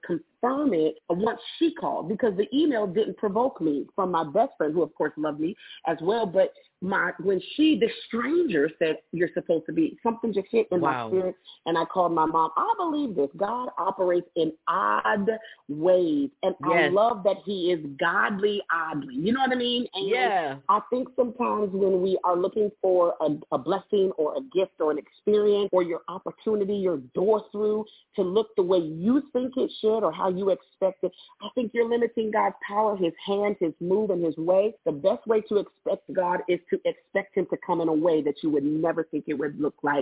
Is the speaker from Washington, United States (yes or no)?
yes; Tacoma, Washington, United States; moved away as an adult; now in Birmingham, United States; I'm from Tacoma, Washington. It is about 30 minutes south of Seattle